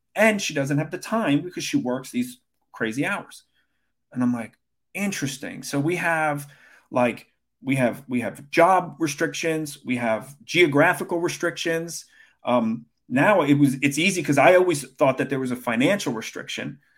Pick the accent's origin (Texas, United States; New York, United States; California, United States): New York, United States; Brooklyn; I grew up in Brooklyn